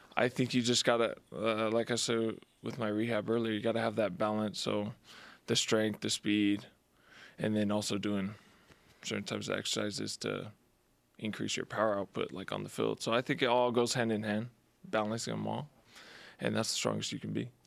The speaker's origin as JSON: {"language": "English", "town": "Las Vegas", "region": "Nevada", "country": "United States", "tie": "born or raised there", "moved": "yes", "said": "my hometown"}